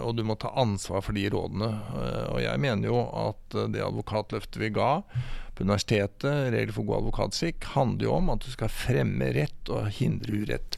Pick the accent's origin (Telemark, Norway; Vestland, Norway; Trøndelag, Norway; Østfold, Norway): Østfold, Norway; Sarpsborg; jeg er sarping